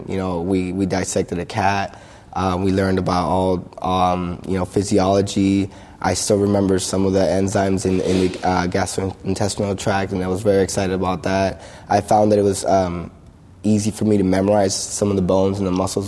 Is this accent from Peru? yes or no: yes; Lima, Peru; moved away; I was born in Lima, Peru. As a young kid there